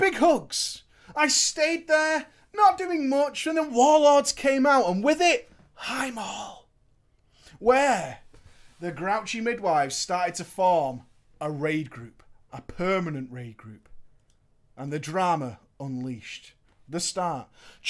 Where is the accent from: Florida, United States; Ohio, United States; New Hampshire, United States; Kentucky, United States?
Florida, United States; I am from Florida. Florida hype.